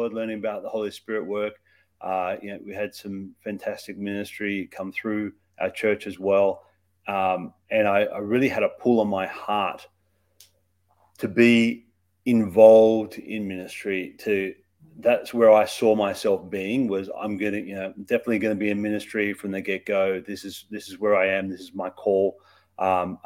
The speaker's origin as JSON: {"language": "English", "country": "Australia", "tie": "born or raised there", "moved": "yes", "said": "So I grew up in Australia. That's where my accent comes from"}